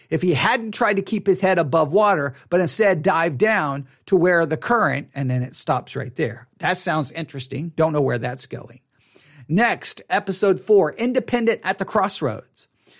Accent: Texas, United States; Well, I'm a Texan. I'm a Christian. Definitely not a Southern Baptist.

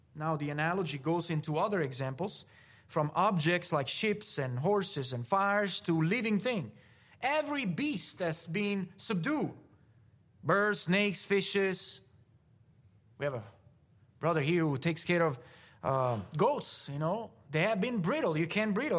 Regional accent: Italy; moved away; I grew up in the Mediterranean, in Italy

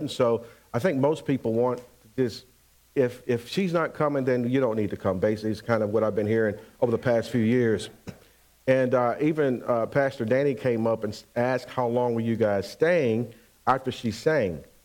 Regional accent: Pensacola, Florida, United States; moved away as an adult; also born or lived in Bainbridge / Syracuse, New York; We're actually from Pensacola, Florida, and so we end up going to Syracuse, New York

